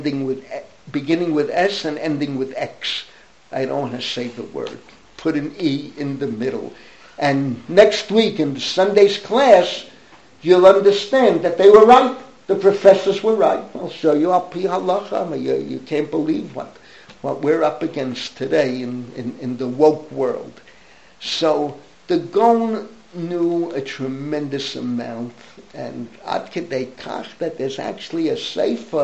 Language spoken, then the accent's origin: English; New York City, New York, United States; I grew up in the Bronx.